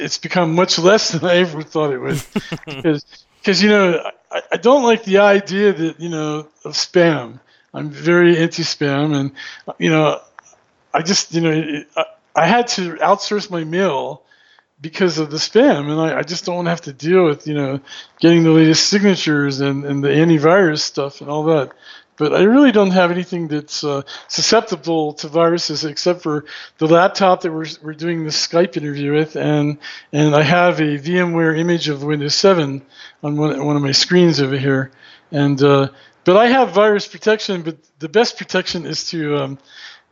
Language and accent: English; Maryland, United States; moved away; it was a W3 prefix because I was from Maryland